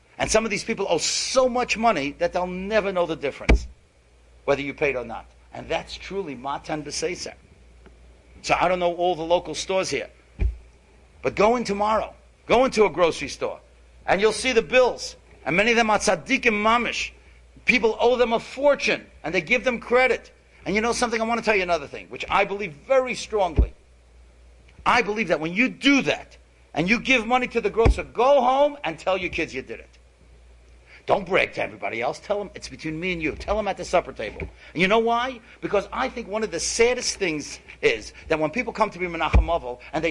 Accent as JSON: {"language": "English", "town": "New York City", "region": "New York", "country": "United States", "tie": "born or raised there", "said": "we grew up together in Kew Gardens"}